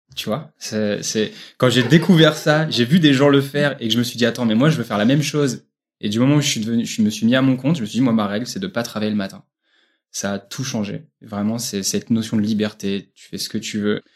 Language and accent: French; Bourges, Centre-Val de Loire, France; je viens de Bourges, région centre